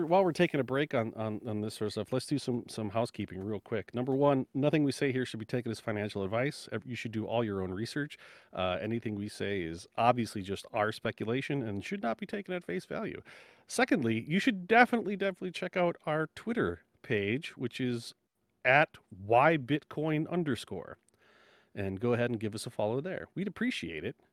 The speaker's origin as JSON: {"language": "English", "country": "United States", "said": "as an American"}